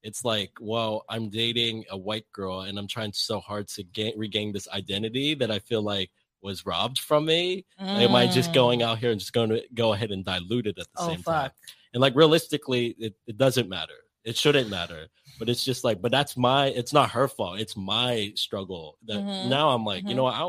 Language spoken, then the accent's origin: English; Philippines; But it's like, I grew up in the Philippines. Like, I'm Filipino.